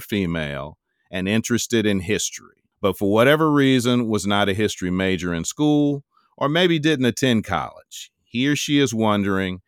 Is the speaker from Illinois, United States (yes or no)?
yes; Chicago, Illinois, United States; I'm from Chicago and read the Chicago Defender for many, many years